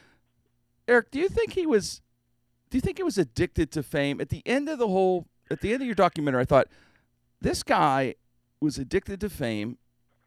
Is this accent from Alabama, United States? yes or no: no; Pittsburgh, Pennsylvania, United States; I'm from Pittsburgh